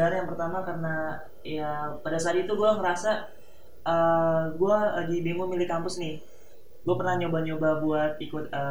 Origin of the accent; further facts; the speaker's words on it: Wonosobo, Central Java, Indonesia; dari uh, dari Wonosobo bang